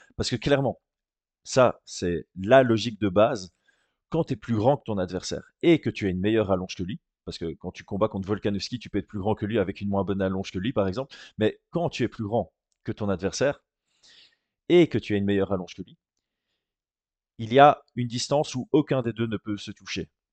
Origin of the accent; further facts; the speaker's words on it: Belgium; en tant que Belge.